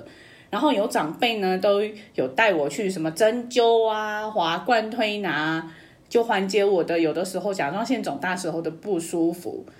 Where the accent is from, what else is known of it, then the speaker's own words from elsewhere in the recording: Chengdu, Sichuan, China; now in Taiwan; 我现在生活在台湾。自我介绍一下，我是来自成都